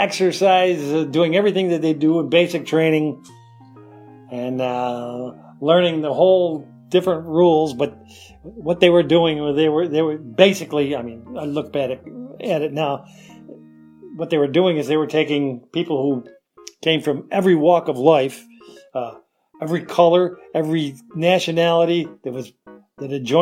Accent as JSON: {"language": "English", "town": "Rochester", "region": "New York", "country": "United States", "said": "I'm from Rochester, New York."}